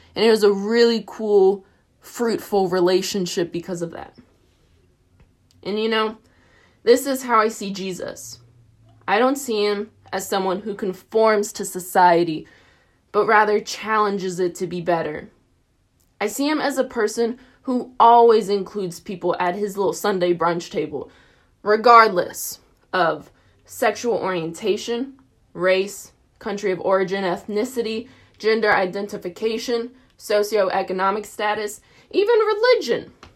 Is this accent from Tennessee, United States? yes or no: yes; Tennessee, United States; moved away as an adult; now in Dayton, United States; I'm from Tennessee. I grew up hiking the Smokies a lot